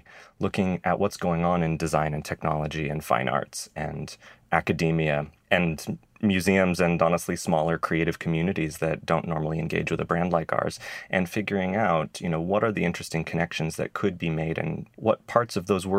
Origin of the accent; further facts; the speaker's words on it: Idaho, United States; moved away as an adult; also born or lived in Rhode Island; I grew up in Idaho